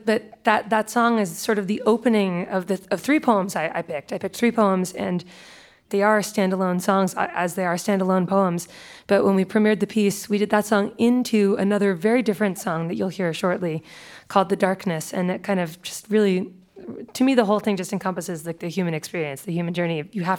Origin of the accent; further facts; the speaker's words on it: United States; I think I less felt like an outsider here in America because, you know, I'm